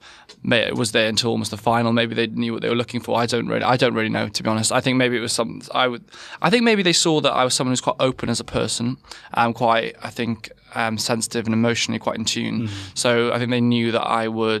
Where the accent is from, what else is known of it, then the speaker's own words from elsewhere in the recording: West Wales, United Kingdom; I'm actually from West Wales. I grew up in a family that was completely not medical at all.